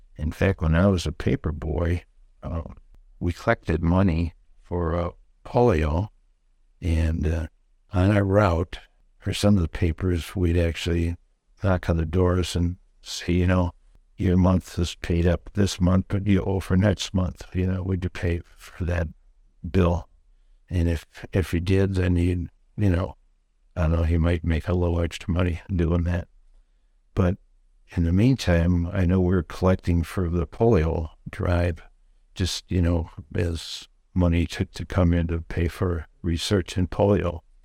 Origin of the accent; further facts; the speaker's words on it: St. Charles, Illinois, United States; growing up in Saint Charles, um, my folks bought a lot on Fourth Street in Saint Charles